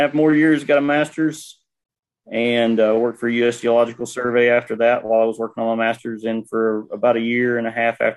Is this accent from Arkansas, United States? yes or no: yes; Jessieville, Arkansas, United States; I grew up in Jesseville, went to Jesseville from kindergarten through graduation